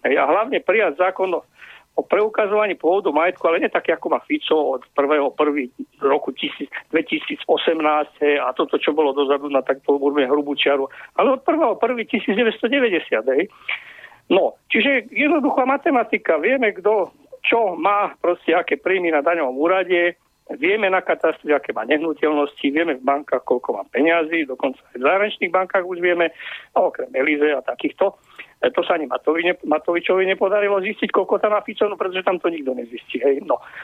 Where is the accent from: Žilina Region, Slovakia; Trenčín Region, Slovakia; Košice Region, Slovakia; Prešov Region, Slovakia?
Prešov Region, Slovakia; Poprad; Ja som terorista z Popradu